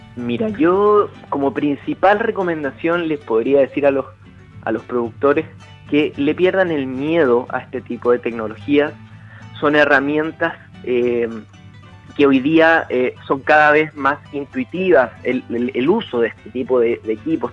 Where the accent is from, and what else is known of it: Chile